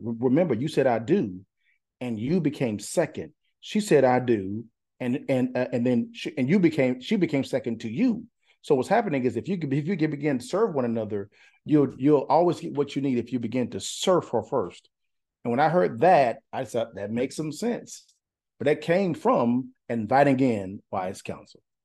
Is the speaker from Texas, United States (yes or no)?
yes; Huntington, Texas, United States; moved away; also born or lived in Dallas, Texas; I'm from East Texas, Lufkin, Nacogdoches, Huntington, Huntington, Texas